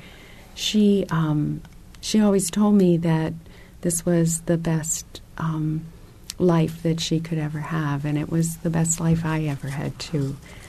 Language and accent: English; DR Congo; When I was growing up in the Congo, I had occasion to observe many different types of international development.